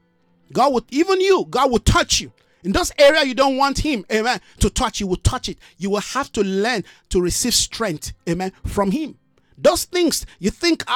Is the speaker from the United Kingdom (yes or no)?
no; South Africa; our own national identity of South Africa